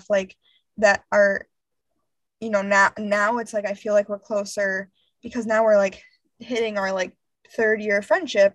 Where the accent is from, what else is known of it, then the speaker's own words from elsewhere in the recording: Grand Rapids, Michigan, United States; moved away as an adult; I grew up in Grand Rapids for 15 years